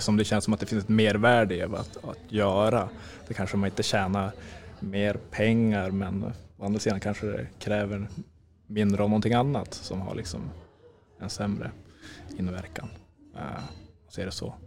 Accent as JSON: {"language": "Swedish", "region": "Norrland", "country": "Sweden", "said": "Vi är norrlänningar"}